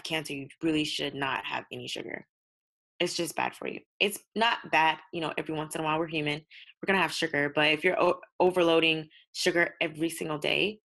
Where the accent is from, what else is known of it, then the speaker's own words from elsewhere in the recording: United States; I'm African American